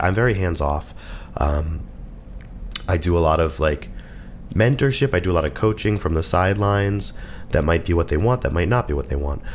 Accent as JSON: {"language": "English", "country": "United States", "said": "we're American"}